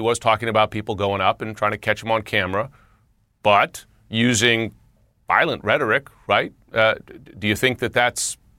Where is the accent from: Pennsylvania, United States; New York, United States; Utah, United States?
New York, United States; I'm a New Yorker.